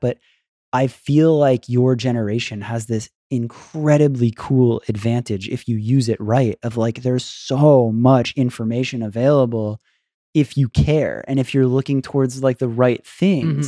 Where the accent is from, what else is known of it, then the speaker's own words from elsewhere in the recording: Florida, United States; I was from Florida